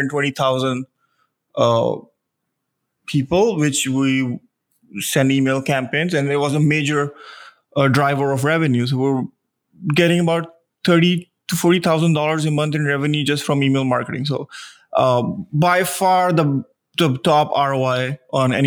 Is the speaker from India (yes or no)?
yes; India; moved away as an adult; now in Austin, United States; originally I'm from India, I moved here when I was 21